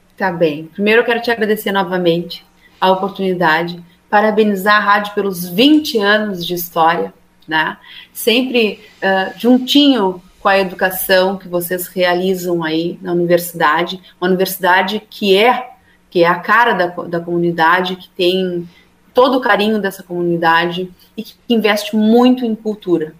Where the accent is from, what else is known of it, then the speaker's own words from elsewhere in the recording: Rio Grande, Rio Grande do Sul, Brazil; eu sou de Rio Grande